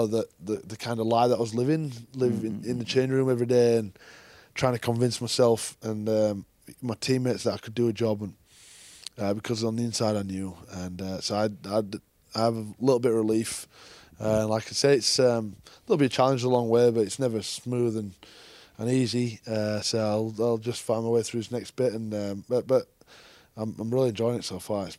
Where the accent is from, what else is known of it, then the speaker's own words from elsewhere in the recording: England, United Kingdom; Being an Englishman is a challenge